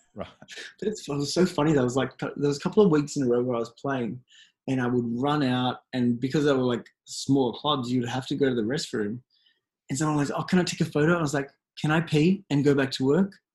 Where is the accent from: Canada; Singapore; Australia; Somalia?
Australia; I'm from Australia